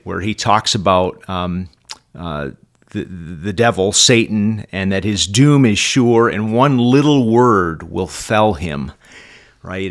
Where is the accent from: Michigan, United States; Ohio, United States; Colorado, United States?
Michigan, United States; Oxford; I'm from Oxford, Michigan